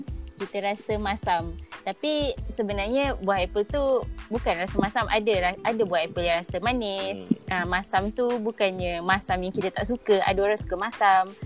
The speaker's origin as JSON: {"language": "Malay", "region": "Kuala Lumpur", "country": "Malaysia", "said": "Asalnya KL"}